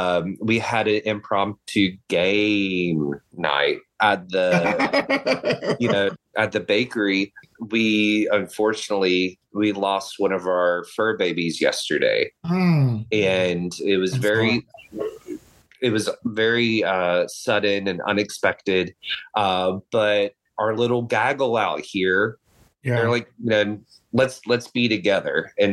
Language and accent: English; the South, United States; because growing up in the South, you know, I'm not from the deep South